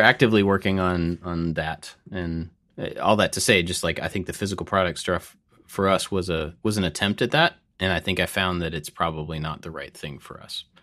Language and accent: English; United States; we are three white guys. We are American, just regular white guys